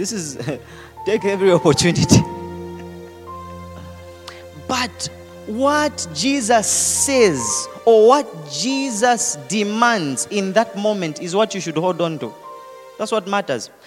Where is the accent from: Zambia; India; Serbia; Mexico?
Zambia; accent: Zambian; now in Lusaka, Zambia; I tried to change my accent, but no. Zambianized